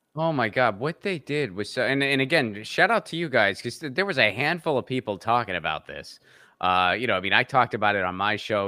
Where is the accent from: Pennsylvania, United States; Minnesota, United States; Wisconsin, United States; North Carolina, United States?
Pennsylvania, United States; Western; I'm from the Rust Belt. I grew up in Western Pennsylvania